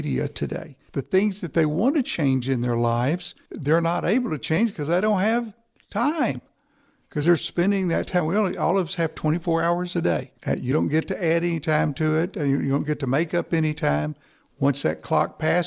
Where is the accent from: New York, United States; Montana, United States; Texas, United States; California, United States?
Texas, United States; East; I'm from East Texas. We're a little slower there.